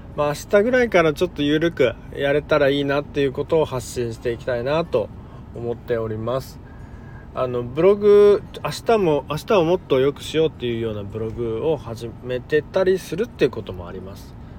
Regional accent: Tokyo, Japan; moved away as an adult; also born or lived in Kanto; now in Okinawa, Japan; 東京生まれであの関東に、ま住んでたんですけれども

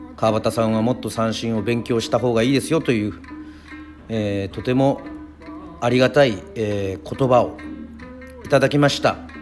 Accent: Yoron, Kagoshima, Japan; 自分もですねあの、まあ、与論島出身

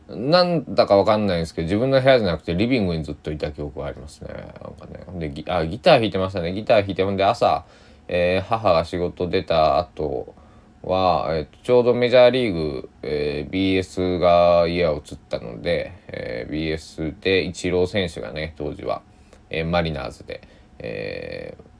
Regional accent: Japan; 当時僕の生まれ育った高知県の佐伯市では

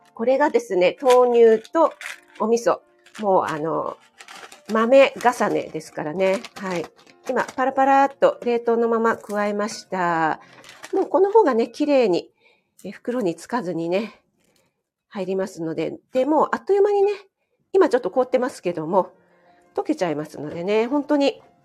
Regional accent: Kanto, Japan; 雪に弱い関東人

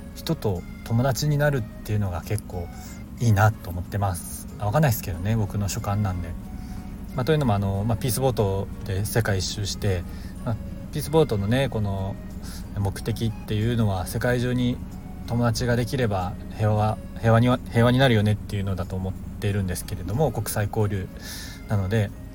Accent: Japan; 僕は今日本に生まれた

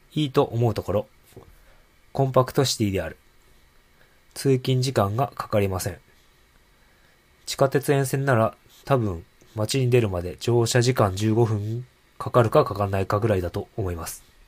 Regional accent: Hokkaido, Japan; now in Sapporo, Japan; 僕は北 海道出身ではありますが、実は札幌とは縁もゆかりもない人間なので

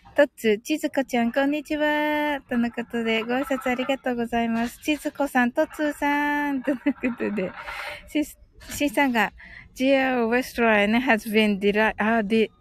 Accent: Kyushu, Japan; 九州人なんでね

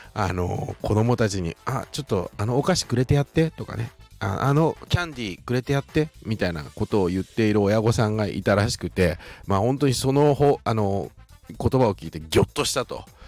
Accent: Shizuoka, Japan; accent: Shizuoka dialect; 静岡人としても嬉しいなというふうに思います

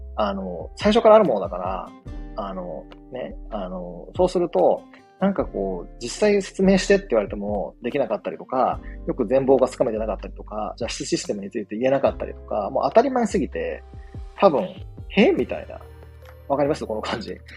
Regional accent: Shikoku, Japan; 僕と同じね、四国出身

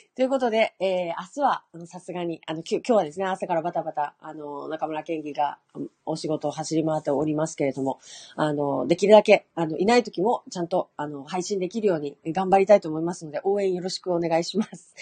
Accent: Hokkaido, Japan; 私北海道ですけど

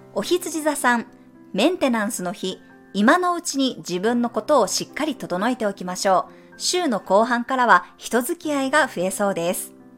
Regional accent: Japan; moved away as an adult; 日本で育ってる

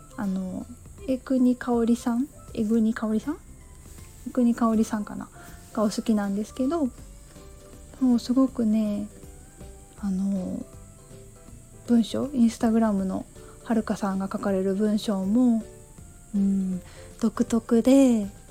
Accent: Shiga, Japan; moved away; 私が小さい時に住んでいた場所は滋賀県出身なんですけど

